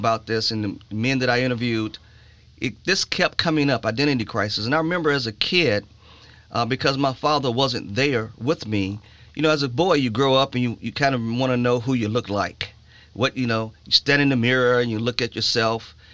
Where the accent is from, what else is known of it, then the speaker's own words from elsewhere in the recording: Chicago, Illinois, United States; moved away; I grew up in Chicago